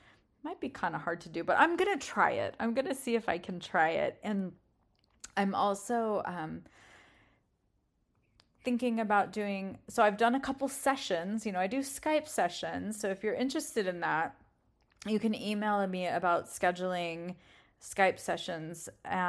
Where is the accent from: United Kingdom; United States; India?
United Kingdom; England; We have a few cars that I grew up around in England, and when I hear them either not starting or starting and then idling, I get rather excited.